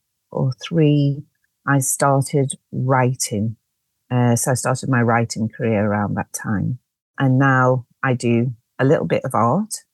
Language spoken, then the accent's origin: English; Liverpool, North West England, United Kingdom; now in London, United Kingdom; I'm originally from Liverpool, as you might be able to hear from my accent.